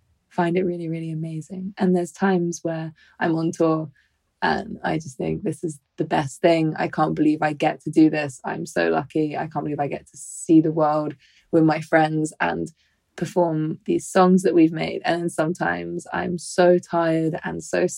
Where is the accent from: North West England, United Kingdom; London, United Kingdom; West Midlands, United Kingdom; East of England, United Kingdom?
London, United Kingdom; moved away as an adult; also born or lived in Brighton; I grew up in London